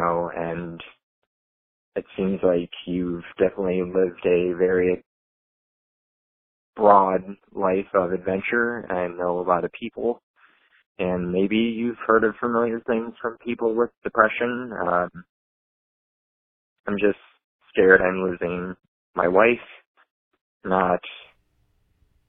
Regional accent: Iowa, United States; I'm from Iowa

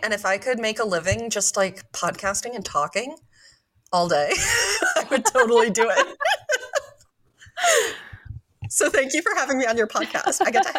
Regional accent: New York, United States; I'm not a bad driver. I'm just a distracted driver. And I'm a driver from New

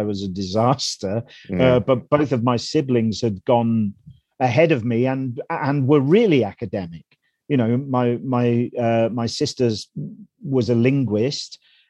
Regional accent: Melton Mowbray, East Midlands, United Kingdom; I grew up in Melton Mowbray in Leicestershire, which is a backwater, a seedy backwater in the East Midlands of this country.

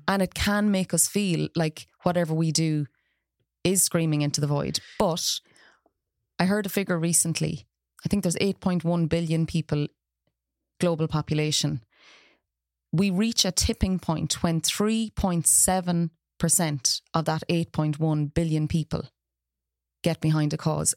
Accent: Ireland; now in Galway, Ireland; as Irish people

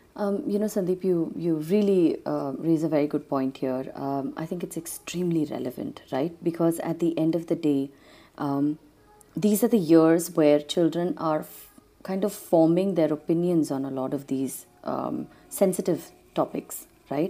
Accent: Trinidad & Tobago; now in Bangalore, India; growing up in Trinidad

